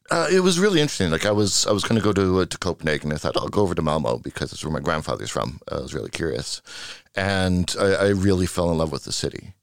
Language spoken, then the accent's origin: English; Vancouver, British Columbia, Canada; moved away as an adult; now in Sweden; I'm from Vancouver, Canada